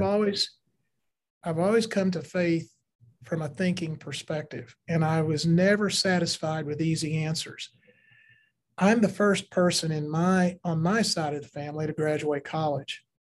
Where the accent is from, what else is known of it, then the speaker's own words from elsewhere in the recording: Kentucky, United States; I was in Kentucky, rural parts of Kentucky.